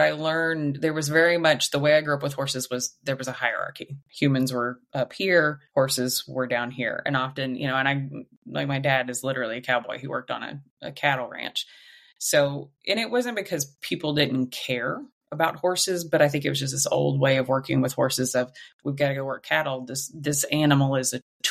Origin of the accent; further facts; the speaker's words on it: Southwest Missouri, United States; I grew up in Southwest Missouri, very, very rural town, very rural